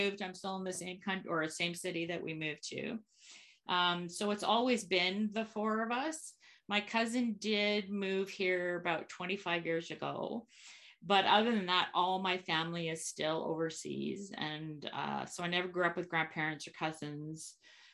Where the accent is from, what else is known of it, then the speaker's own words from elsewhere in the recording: Copenhagen, Capital Region of Denmark, Denmark; now in Canada; I was born in Copenhagen, Denmark, a long time ago